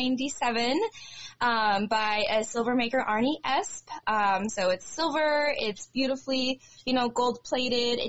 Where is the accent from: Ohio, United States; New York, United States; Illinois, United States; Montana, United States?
Montana, United States; Livingston; the Livingston Roundup being my hometown rodeo